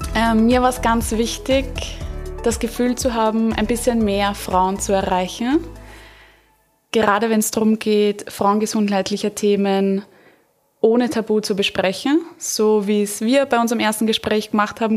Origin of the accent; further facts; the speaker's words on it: Vienna, Austria; ich bin aus Wien, und ich bin Hebamme